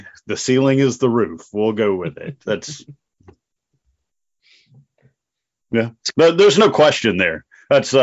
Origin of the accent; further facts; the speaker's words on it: North Dakota, United States; moved away; I'm originally from North Dakota.